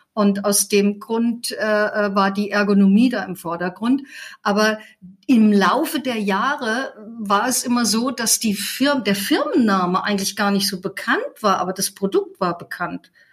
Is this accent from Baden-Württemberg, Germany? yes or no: no; Fulda, Hesse, Germany; also born or lived in Leipzig; now in Heidelberg, Germany; geboren bin ich in Fulda